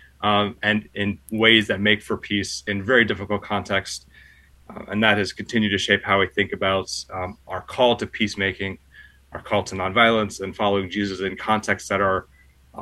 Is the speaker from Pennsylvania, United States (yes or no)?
yes; Pennsylvania, United States; moved away as an adult; also born or lived in Baltimore / Germany / Chicago; now in Washington, D.C., United States; I grew up in the Church of the Brethren in Pennsylvania